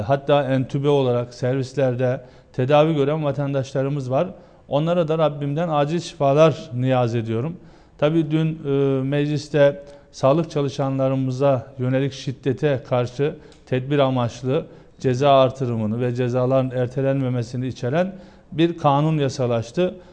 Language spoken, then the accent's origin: Turkish; Geceköy, Günyüzü, Eskişehir, Turkey; now in Ankara, Turkey; bizim köyümüz Ankara'ya yakın. Eskişehir'in e, Günüzlü ilçesi Geceköy'ü.